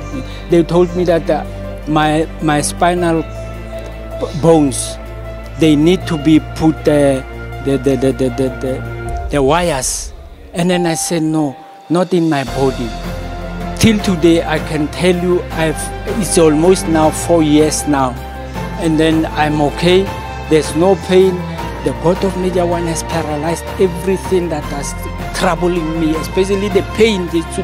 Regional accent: Rustenburg, North West, South Africa; I'm from Rustenburg.

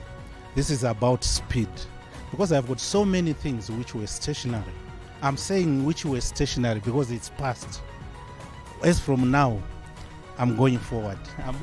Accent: Zimbabwe; now in United Kingdom; Originally, I'm from Zimbabwe, but I'm based in UK. But I'm coming straight from UK.

